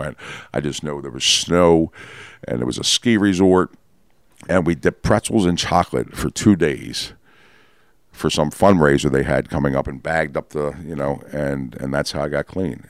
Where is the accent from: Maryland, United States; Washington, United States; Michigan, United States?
Maryland, United States; Baltimore; also born or lived in Catonsville, Maryland; I was born in Baltimore